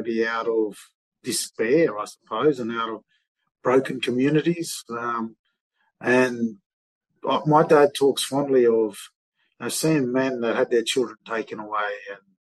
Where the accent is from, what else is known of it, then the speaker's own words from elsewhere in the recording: Armidale, New South Wales, Australia; my hometown, Armidale.